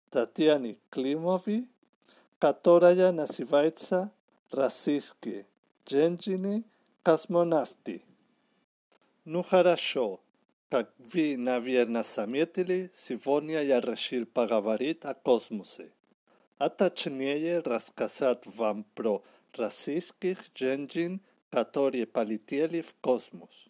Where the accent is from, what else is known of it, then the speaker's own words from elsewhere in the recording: Barcelona, Catalonia, Spain; Russian is a second language; я из Барселоны